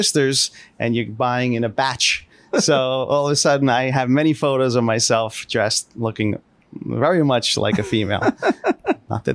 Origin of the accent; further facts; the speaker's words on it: Hasbrouck Heights, New Jersey, United States; I grew up in the small town of Hasbrook Heights, New Jersey, in northern New Jersey, in southern Bergen County. When people say that, they say, where's that? I like to say, you ever hear of Hackensack?